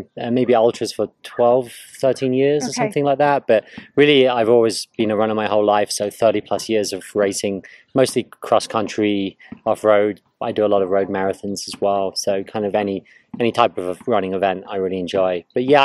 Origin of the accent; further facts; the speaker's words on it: north of London, East of England, United Kingdom; moved away as an adult; also born or lived in Scotland / Edinburgh; now in United States; I was born in Scotland, kind of grew up north of London, went to university in Edinburgh, and then I started working in London for several years and then moved to the US